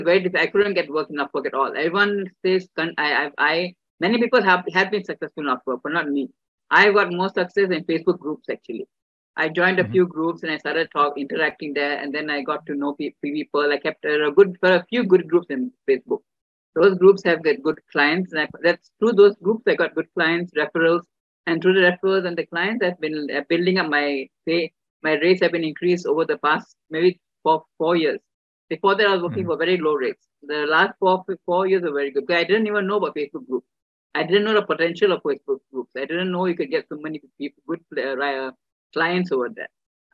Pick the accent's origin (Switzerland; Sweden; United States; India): India; being an Indian woman